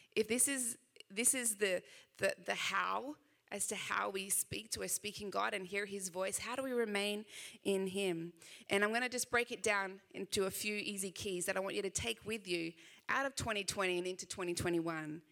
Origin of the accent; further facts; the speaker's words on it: Sydney, New South Wales, Australia; I know I do have a little bit of an accent, just a little bit. Uh, I am from Sydney, Australia